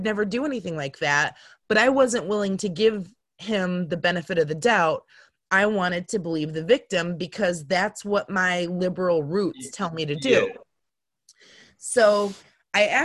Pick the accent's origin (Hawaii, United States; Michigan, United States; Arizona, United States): Michigan, United States; Marshall; my hometown of Marshall, Michigan